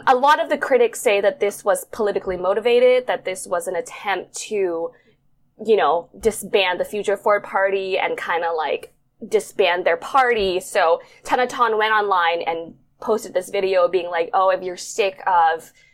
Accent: Bangkok, Thailand; moved away as an adult; also born or lived in New York, United States; I was born and raised in Bangkok, Thailand, but I moved to the States to study, and I spent 9 years there

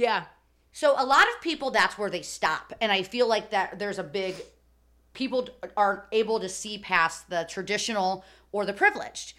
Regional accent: Chicago, Illinois, United States; growing up in Chicago

